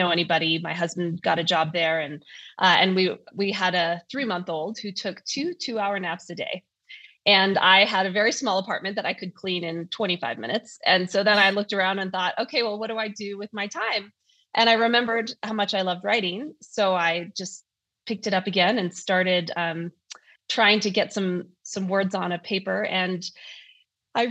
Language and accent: English; North Idaho, United States; accent: North Idaho; I live in Idaho, as you can tell from my lack of an accent, I guess, or maybe my North Idaho accent.